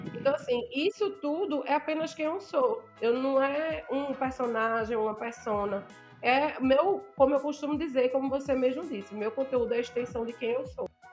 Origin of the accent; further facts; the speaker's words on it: Northeast Region, Brazil; sou nordestina, gosto de ressaltar isso. Nordestina retada